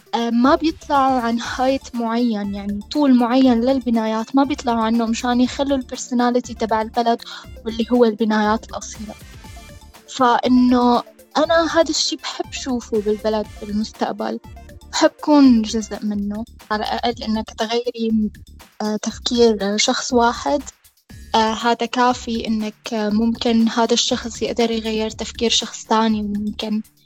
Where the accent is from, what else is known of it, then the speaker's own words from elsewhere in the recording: Damascus, Damascus Governorate, Syria; moved away as an adult; also born or lived in Homs, Syria; now in Dublin, Ireland; أنا من حمص بس آه، كبرت بالشام